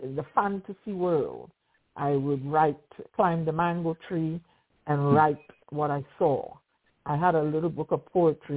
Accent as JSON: {"language": "English", "country": "Trinidad & Tobago", "tie": "born or raised there", "also_born_or_lived": "Barbados", "moved": "as an adult", "lives_now": "United States", "said": "Originally, I was born in the Twin Republics of Trinidad and Tobago in a village called Pagé. I grew up in the environs."}